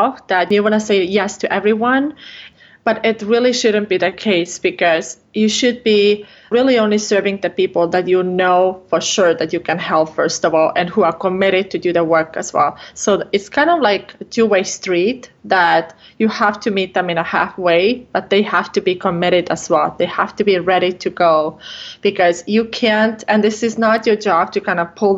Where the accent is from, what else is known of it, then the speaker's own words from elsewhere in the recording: Estonia; English is a second language; moved away as an adult; now in Minnesota, United States; I'm actually from Estonia, from Northern Europe, but I live here in Minnesota in the United States